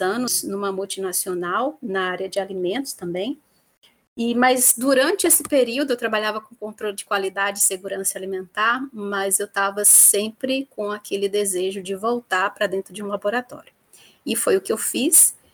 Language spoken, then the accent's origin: Portuguese; Vitória da Conquista, Bahia, Brazil; moved away as an adult; also born or lived in Viçosa, Minas Gerais / Campinas, São Paulo; eu sou natural de Vitória da Conquista, no sudoeste da Bahia